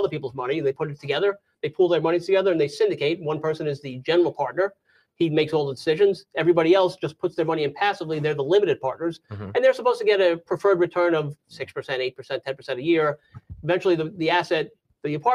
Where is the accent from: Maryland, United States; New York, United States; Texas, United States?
New York, United States; moved away as an adult; also born or lived in Jacksonville area, Florida; now in Florida, United States; I'm from New York. So I was born and raised in New York